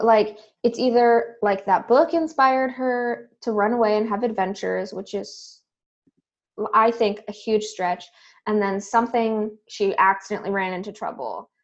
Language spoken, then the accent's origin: English; Southern California, United States; I grew up in Southern California